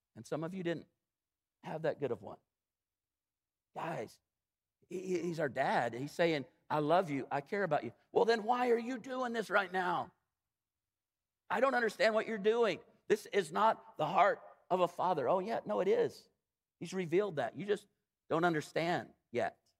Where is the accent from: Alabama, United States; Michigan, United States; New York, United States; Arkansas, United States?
Arkansas, United States; I grew up like in Arkansas